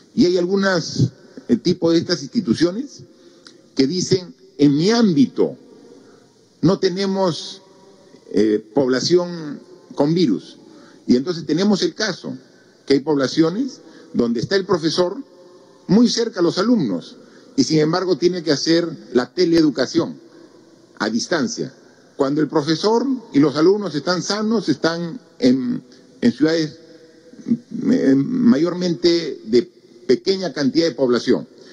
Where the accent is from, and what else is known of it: Peru